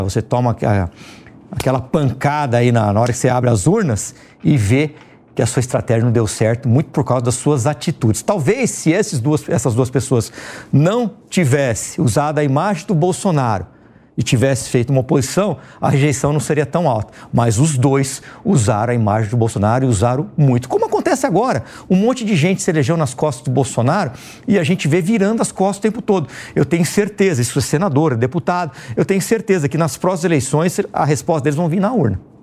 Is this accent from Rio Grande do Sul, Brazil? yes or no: no; Ribeirão Preto, São Paulo, Brazil; eu me lembro lá na minha infância em Ribeirão Preto